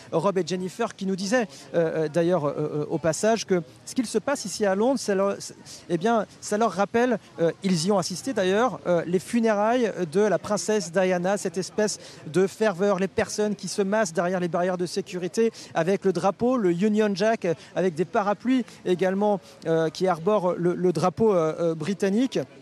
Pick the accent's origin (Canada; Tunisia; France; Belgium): France; nous en tant que Français